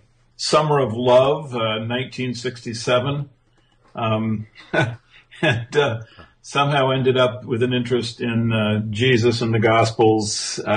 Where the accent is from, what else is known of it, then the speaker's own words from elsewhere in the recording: Japan; And I grew up in Japan.